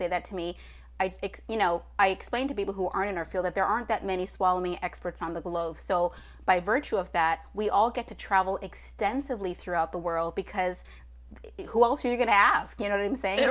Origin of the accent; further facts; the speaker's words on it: Toronto, Ontario, Canada; As somebody who is born and raised in Toronto